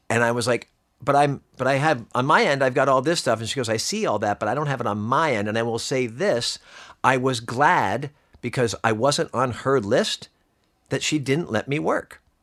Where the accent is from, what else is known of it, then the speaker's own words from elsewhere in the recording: Pennsylvania, United States; I'm from Pennsylvania